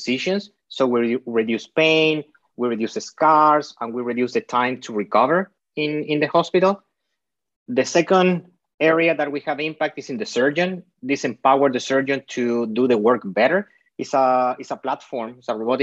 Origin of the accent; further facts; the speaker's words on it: Chile; now in Bay Area, United States; I am half Spanish, half Chilean. My dad is from Spain. My mom is from Chile. My dad moved from Spain to Chile